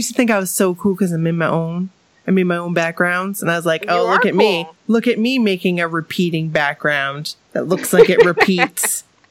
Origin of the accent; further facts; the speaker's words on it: New York, United States; also born or lived in Germany; because they were in New York, my home state, a lot. But yet, so far, because I was in Germany until further notice.